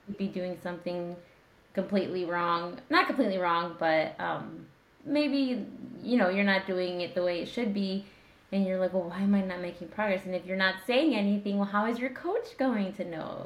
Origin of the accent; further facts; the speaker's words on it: Indiana, United States; I'm from Indiana